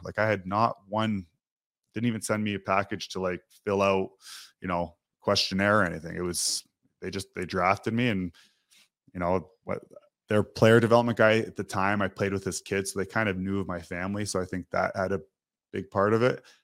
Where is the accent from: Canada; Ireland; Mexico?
Canada; Toronto, Ontario; moved away as an adult; now in Calgary, Canada; I grew up in Toronto